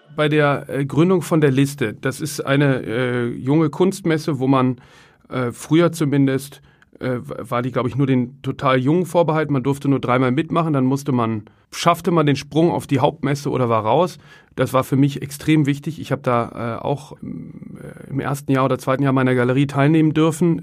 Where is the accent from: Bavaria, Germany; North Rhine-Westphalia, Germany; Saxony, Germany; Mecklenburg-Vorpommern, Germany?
North Rhine-Westphalia, Germany; Cologne; moved away; Ich komme ja ursprünglich aus Köln